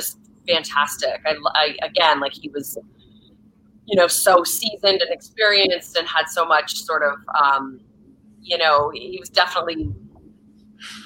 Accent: Canada; we're both Canadian

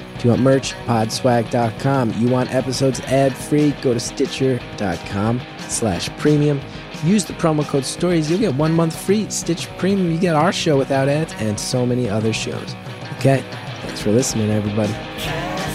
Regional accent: New York, United States; as a New Yorker

